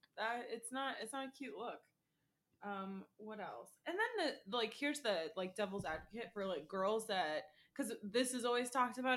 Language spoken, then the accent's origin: English; Florida, United States; I'm born and raised in Florida